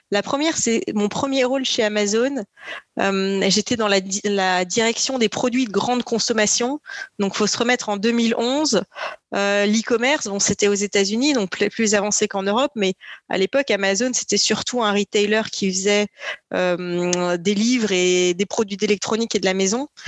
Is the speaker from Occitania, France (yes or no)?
yes; Perpignan, Occitania, France; born there; même si je suis née à Perpignan dans le sud de la France et j'ai habité à peu près sur les cinq continents entre-temps.